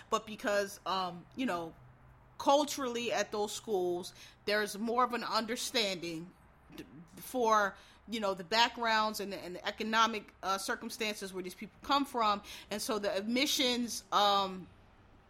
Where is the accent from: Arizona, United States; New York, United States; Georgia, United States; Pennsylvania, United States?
Pennsylvania, United States; Philadelphia; I'm from Philadelphia. It's all black city, basically. Well, it's not all black. It's a good mixture, but it's majority black. I had been around black people all my life.